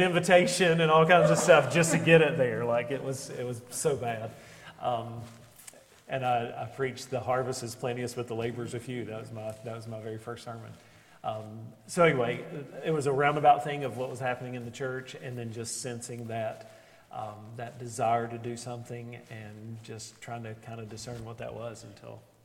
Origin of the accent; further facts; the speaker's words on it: Beckley, West Virginia, United States; moved away as an adult; also born or lived in Ashland, Kentucky / Lincolnton, North Carolina; now in Buffalo, United States; I'm originally from Beckley, West Virginia